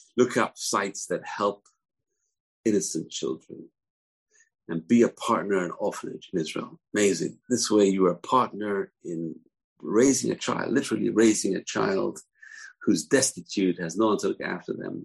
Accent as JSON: {"language": "English", "region": "London", "country": "United Kingdom", "tie": "born or raised there", "said": "When I was growing up in London"}